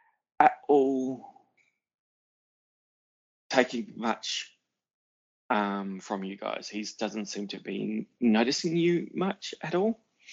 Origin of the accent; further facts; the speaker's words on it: El Segundo, California, United States; No. I'm from El Segundo.